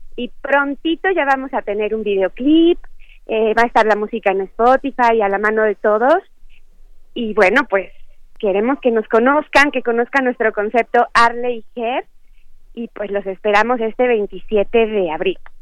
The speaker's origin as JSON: {"language": "Spanish", "region": "Chiapas", "country": "Mexico", "said": "yo que soy chiapaneca"}